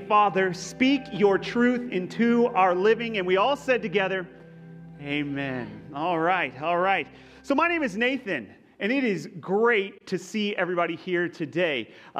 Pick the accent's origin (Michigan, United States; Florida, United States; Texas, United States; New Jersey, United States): Texas, United States; accent: Texas; now in California, United States; I am not from California, okay? I grew up in Texas, of all places, right?